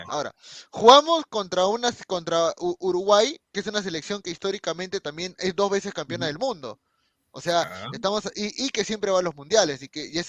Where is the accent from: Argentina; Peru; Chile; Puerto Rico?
Peru; O sea, como peruanos, obviamente es complicado la eliminatoria, porque pues, nosotros peleamos por dos cupos, por un cupo